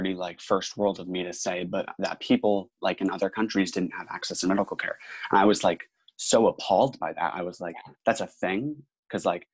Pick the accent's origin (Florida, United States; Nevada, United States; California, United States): Florida, United States; Tampa; I'm in from Tampa, Florida, so the Boys and Girls Club of Tampa Bay, and there was a Boys and Girls Club right across the street from my high school